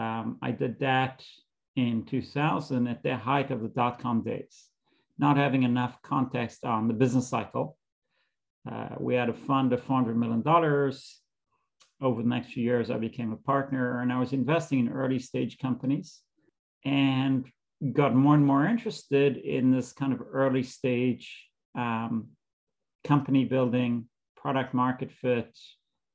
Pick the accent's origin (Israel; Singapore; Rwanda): Israel; moved away as an adult; now in United States; I grew up in Israel. I lived there until I came to the States to do a graduate degree at Columbia